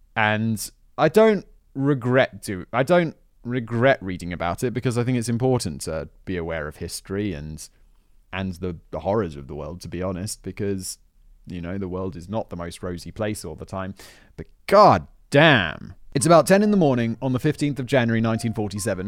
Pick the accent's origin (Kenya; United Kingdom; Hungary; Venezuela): United Kingdom; as a British, as a Brit